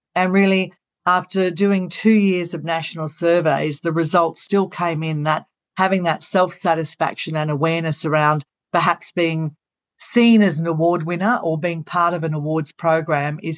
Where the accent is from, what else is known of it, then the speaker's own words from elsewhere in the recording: Gold Coast, Queensland, Australia; I was born in Southport Hospital.